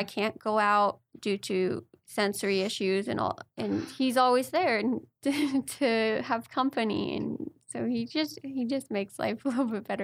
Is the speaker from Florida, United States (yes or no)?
no; Manhattan Beach, California, United States; we grew up in Manhattan Beach, California